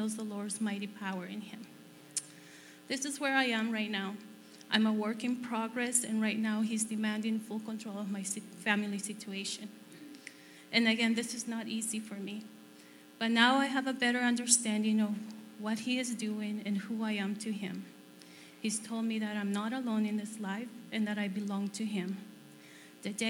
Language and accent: English; El Salvador; moved away as an adult; now in Canada; I was born in El Salvador